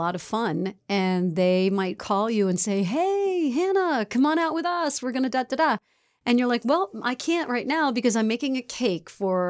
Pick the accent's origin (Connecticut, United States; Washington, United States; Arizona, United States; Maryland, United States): Connecticut, United States; In Connecticut? My home state.